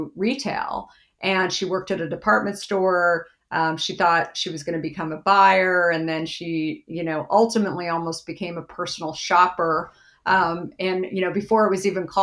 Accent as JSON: {"language": "English", "region": "Arizona", "country": "United States", "tie": "born or raised there", "said": "I grew up in Arizona"}